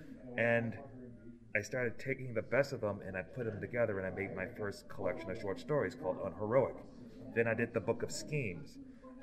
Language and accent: English; Detroit, Michigan, United States; now in Akron, United States; I'm from Detroit, Michigan. I currently reside in Akron